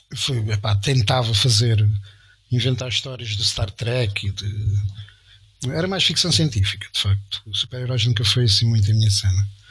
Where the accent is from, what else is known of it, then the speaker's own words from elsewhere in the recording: Estremoz, Alentejo, Portugal; lá de Estremoz, da minha terra